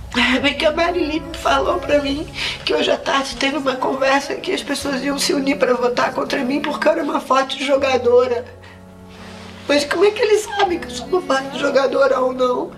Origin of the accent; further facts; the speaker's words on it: Rio de Janeiro, Brazil; now in Cascais, Portugal; Eu sou carioca do Rio de Janeiro, mas agora eu sou carioca cascalense